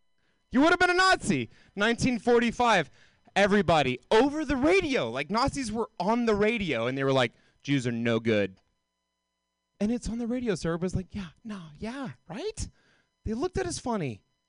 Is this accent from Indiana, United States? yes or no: no; Georgia, United States; now in California, United States; from the South either. Like, cause I grew up in Georgia